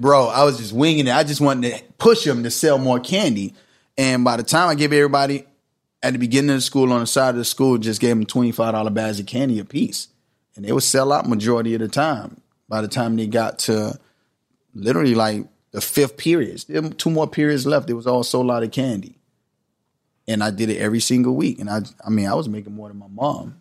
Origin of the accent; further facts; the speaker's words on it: Miami Gardens, Florida, United States; moved away; Karis City. It's in Miami